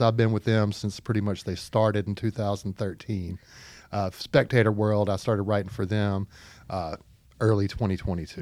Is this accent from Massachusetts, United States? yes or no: no; Pine Bluff, Arkansas, United States; moved away as an adult; also born or lived in Fayetteville, Arkansas; I'm a native Arkansan, uh, from Pine Bluff, Arkansas